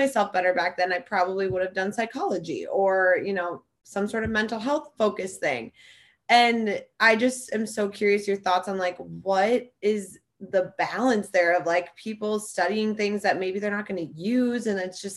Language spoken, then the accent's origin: English; Stillwater, Minnesota, United States; I'm from Stillwater, Minnesota